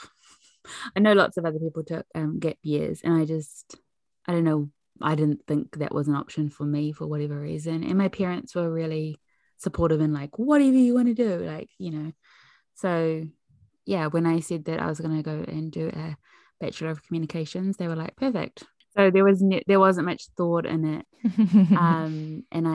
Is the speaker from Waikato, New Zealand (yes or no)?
no; Pātūmāhui, Auckland, New Zealand; I grew up in Pātūmāhui on a 5-acre farm where my parents still live.